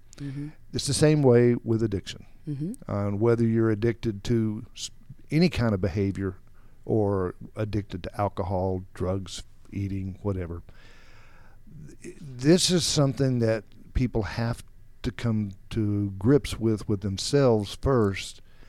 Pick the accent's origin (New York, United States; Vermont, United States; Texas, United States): Texas, United States; born there; I was born in 1951 in West Texas, where all the tumbleweeds blow